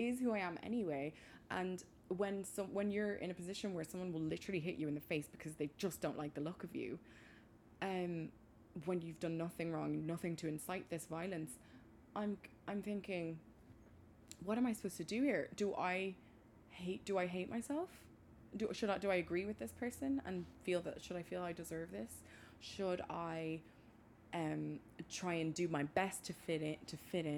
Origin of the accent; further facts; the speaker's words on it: Maynooth, Leinster, Ireland; where are you originally from? And I always respond with Maynooth, County Kildare